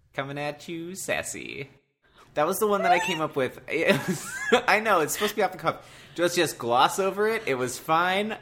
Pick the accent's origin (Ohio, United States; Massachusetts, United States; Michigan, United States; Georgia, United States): Ohio, United States; Cleveland; I'm from the Cleveland area